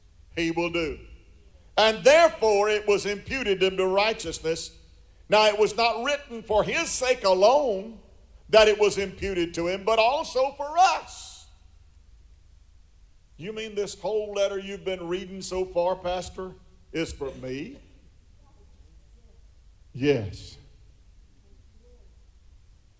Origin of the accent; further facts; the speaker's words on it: United States; I am an American